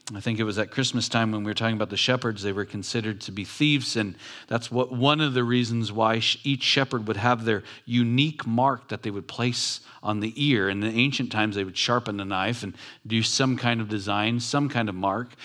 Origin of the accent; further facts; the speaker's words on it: Long Beach, California, United States; I grew up in Long Beach in a ghetto city